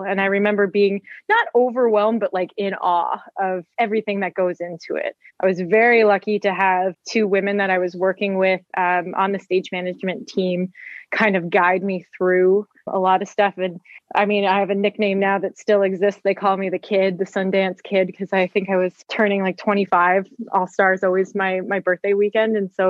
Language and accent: English; Caledon, Ontario, Canada; So I'm from Caledon, Ontario. I grew up on a dairy farm there